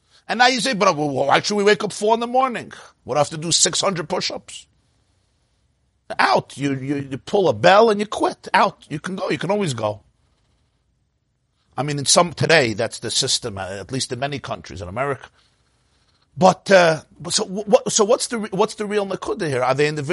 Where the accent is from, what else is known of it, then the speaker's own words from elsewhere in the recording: New York City, New York, United States; I'm from Brooklyn